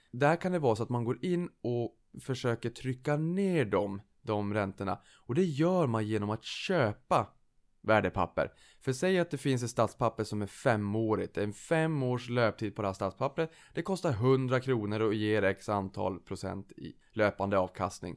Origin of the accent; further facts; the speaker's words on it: Boden, Norrbotten County, Sweden; now in Stockholm, Sweden; jag kommer från Boden från första början